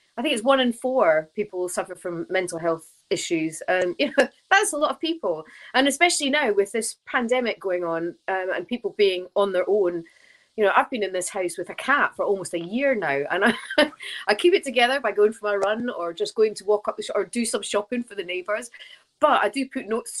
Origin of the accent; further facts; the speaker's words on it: Scotland, United Kingdom; I'm Scottish